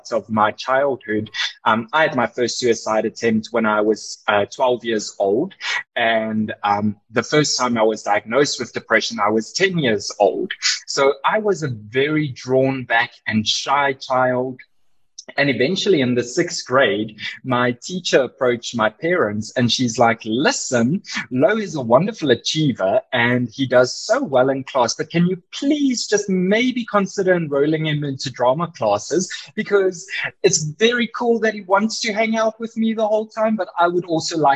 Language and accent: English; Boksburg, Gauteng, South Africa; also born or lived in Cape Town / Johannesburg / Georgia, United States; I grew up and still am in Boksburg